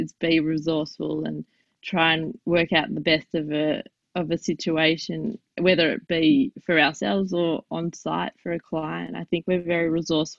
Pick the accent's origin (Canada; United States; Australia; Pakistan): Australia; I'm Jewish Australian